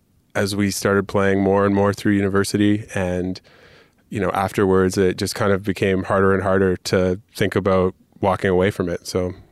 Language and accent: English; London, Ontario, Canada; I grew up in London, Ontario